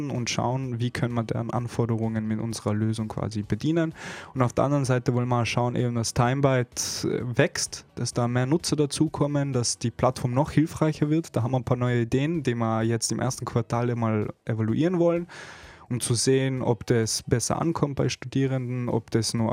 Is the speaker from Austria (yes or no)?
yes; Innsbruck, Tyrol, Austria; ich bin zwar in Innsbruck geboren und aufgewachsen und viele Jahre dort verbracht